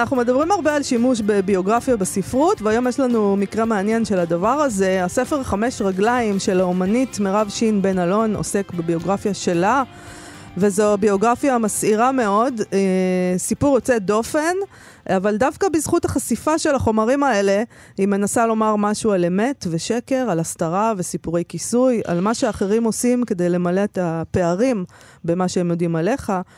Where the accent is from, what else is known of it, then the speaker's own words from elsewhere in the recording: Israel; אני ישראלית